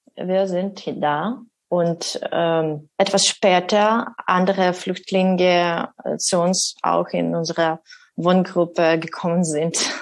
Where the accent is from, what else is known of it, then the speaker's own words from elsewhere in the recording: Kyiv, Ukraine; German is a second language; moved away as an adult; now in Marburg, Germany; wir sind aus Kiew gekommen. Dort wohnen bis zum äh, äh dort wohnen meine Eltern jetzt